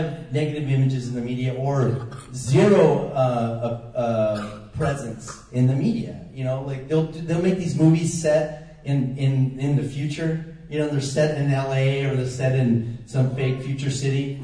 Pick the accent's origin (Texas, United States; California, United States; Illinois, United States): California, United States; San Diego; I grew up in San Diego on the border with Tijuana